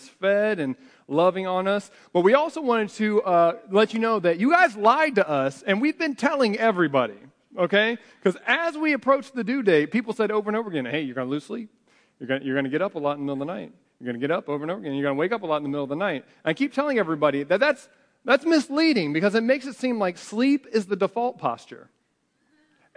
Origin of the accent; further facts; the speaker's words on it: United States; we're American